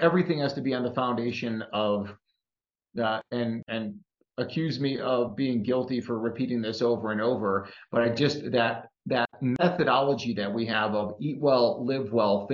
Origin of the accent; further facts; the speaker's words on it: Chicago, Illinois, United States; my hometown of Chicago